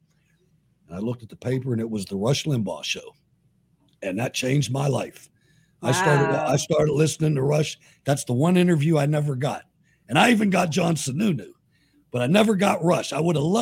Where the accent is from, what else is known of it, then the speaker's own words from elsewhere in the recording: Pittsburgh, Pennsylvania, United States; also born or lived in Washington, D.C.; I was born in Washington, D.C. My father was the assistant to a congressman from my district here in Pittsburgh